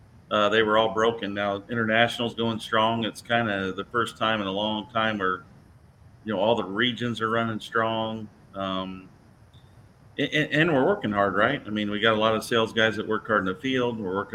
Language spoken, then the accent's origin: English; Indiana, United States; it's just a couple of Hoosiers